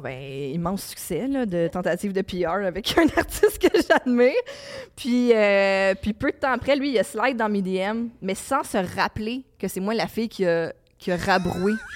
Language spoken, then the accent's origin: French; Laval, Quebec, Canada; je viens de Laval. Je suis née en 1987 à Laval